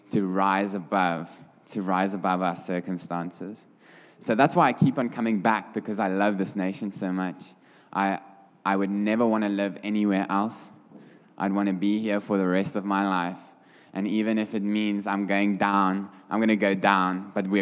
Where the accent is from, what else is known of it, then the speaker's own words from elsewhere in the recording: Bethlehem, Free State, South Africa; I'm from Bethlehem in the Free State